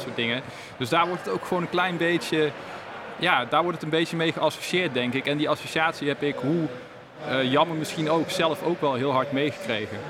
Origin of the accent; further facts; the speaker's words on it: Netherlands; wij toch als Nederlanders onze eigen taal